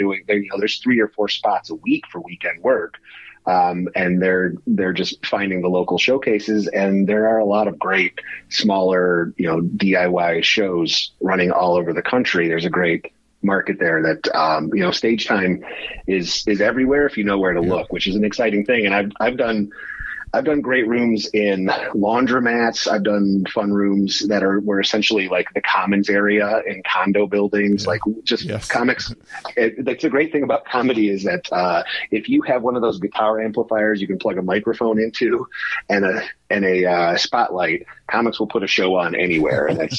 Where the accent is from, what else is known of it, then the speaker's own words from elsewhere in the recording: Michigan, United States; I was coming from the Michigan area of like being in the car a lot to go do sets.